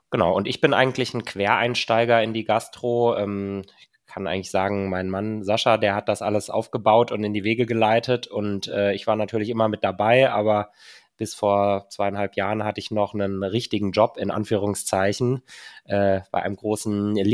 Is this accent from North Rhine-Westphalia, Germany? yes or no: yes; Cologne, North Rhine-Westphalia, Germany; Ich komme aus Köln